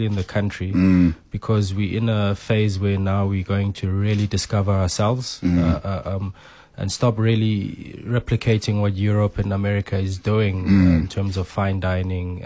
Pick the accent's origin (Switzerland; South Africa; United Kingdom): South Africa; Soweto, Gauteng; when we were growing up in Soweto back in those days